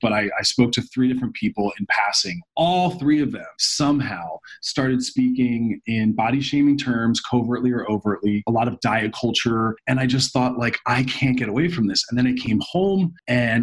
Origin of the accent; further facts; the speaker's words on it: Philadelphia, Pennsylvania, United States; moved away as an adult; also born or lived in New York City; I'm from Philadelphia